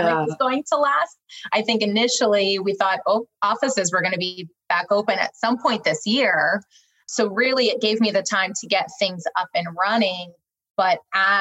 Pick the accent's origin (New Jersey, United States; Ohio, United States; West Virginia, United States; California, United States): New Jersey, United States; moved away as an adult; also born or lived in New York; now in Raleigh, United States; I am a Jersey girl at heart. So I moved down here from New York. So very much a New York, New Jersey girl at my core.